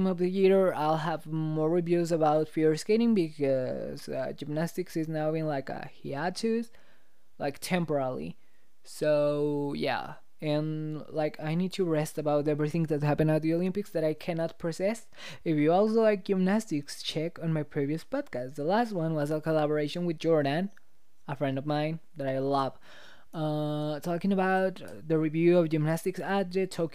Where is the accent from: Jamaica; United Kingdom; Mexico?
Mexico; English is a second language; I'm from Mexico. I'm from Mexico.